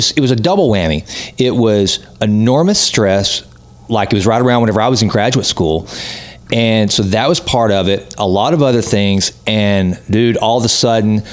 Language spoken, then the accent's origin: English; Sulphur Springs, Texas, United States; I'm from Sulphur Springs